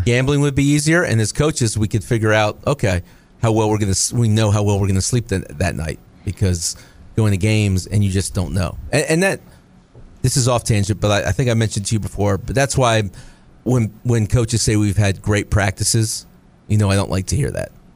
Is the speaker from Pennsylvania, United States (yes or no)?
no; Florida, United States; knew I was from Florida